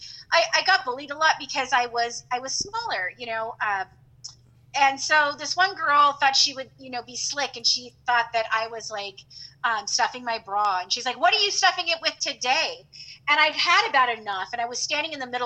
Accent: California, United States; moved away; I grew up in California.

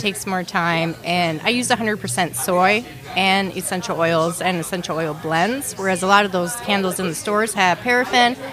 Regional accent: Anoka, Minnesota, United States; I grew up in the Halloween capital of the world

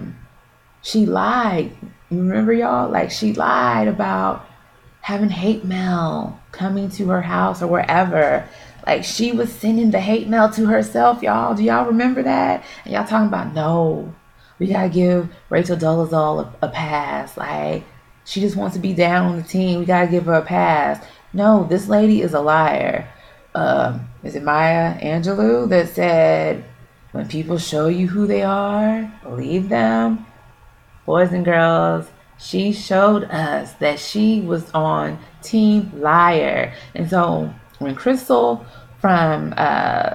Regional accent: Houston, Texas, United States; also born or lived in Louisiana; I was born in Louisiana, but I was raised here in Houston

